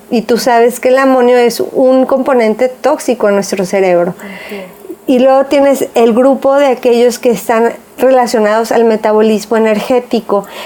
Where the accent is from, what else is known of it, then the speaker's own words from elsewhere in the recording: Jalisco, Mexico; nosotras somos de aquí de Jalisco